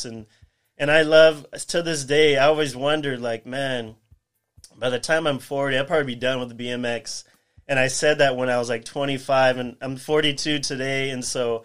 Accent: Whittier, California, United States; also born or lived in Pomona, California; I was born in Pomona, and my whole life I grew up in Whittier.

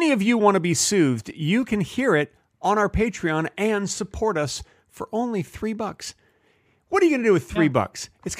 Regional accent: Texas, United States; Listen, I grew up in Texas.

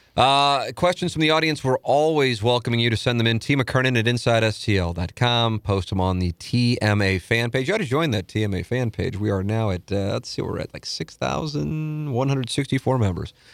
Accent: St. Louis, Missouri, United States; moved away; my hometown

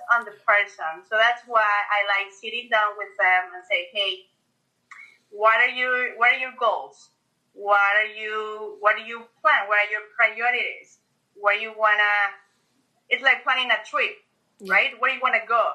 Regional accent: Mexico; moved away as an adult; now in Florida, United States; we're originally from Mexico

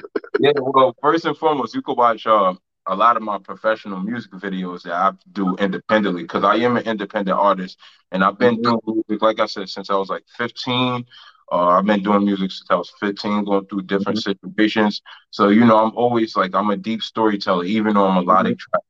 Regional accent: New York, United States; I'm a New Yorker

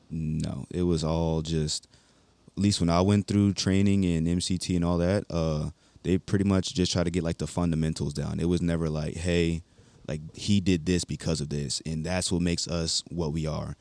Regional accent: Baltimore, Maryland, United States; also born or lived in North Carolina; now in Hawaii, United States; I am from Baltimore, Maryland. I graduated in Walter Williams High School in North Carolina

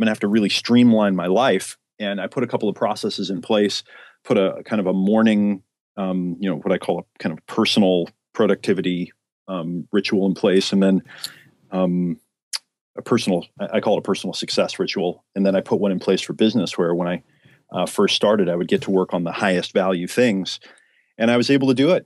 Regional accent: Oregon, United States; moved away as an adult; also born or lived in San Diego, California; I grew up in Oregon, literally out in the backwoods

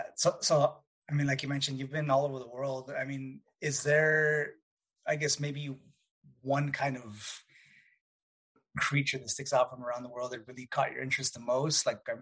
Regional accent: El Paso, Texas, United States; So I'm originally from West Texas, so I'm from El Paso.

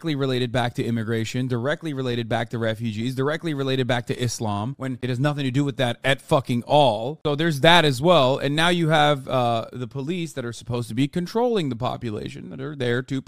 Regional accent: United States; I'm simply an American

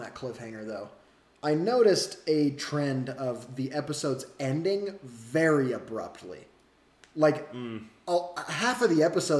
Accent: Utah, United States; growing up in Utah

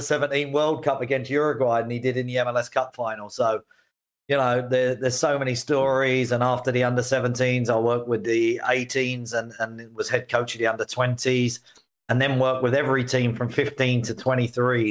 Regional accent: Canada; now in New York City, United States; being a Canadian myself

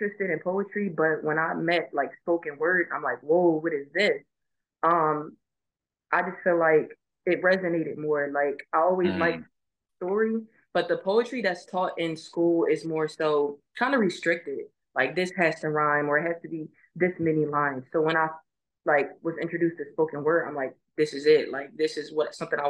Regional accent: Philadelphia, Pennsylvania, United States; moved away as an adult; growing up in Philly

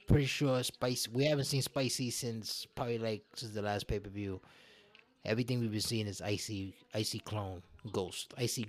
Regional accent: Brooklyn, New York, United States; I'm a Brooklyn guy. I'm a guy from Brooklyn who grew up fighting like you did

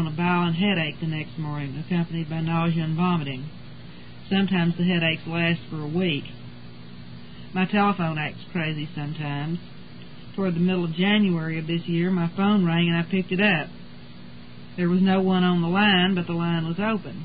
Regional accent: Texas, United States; I was born and raised in Texas and have lived here all my life.

